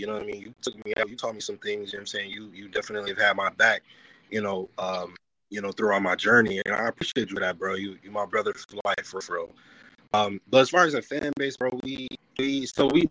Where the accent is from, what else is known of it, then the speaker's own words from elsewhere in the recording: Buffalo, New York, United States; I'm Buffalo. You know what I'm saying? I'm like you. I'm East Side. You know what I mean? I grew up on Bailey and Delavan over there on Olympic.